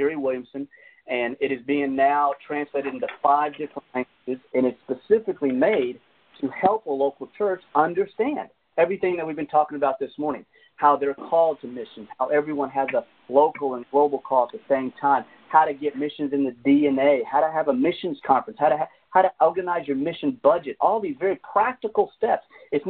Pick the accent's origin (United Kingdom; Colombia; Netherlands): Colombia; I mean, I was raised Latino, half and half kind of thing. I came from Colombia